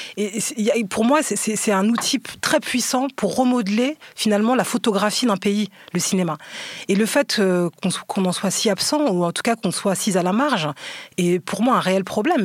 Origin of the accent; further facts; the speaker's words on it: Aulnay-sous-Bois, Île-de-France, France; also born or lived in Paris; j'ai grandi à Aulnay au 3000 et que je suis montée à la capitale entre guillemets pour faire des études à la Sorbonne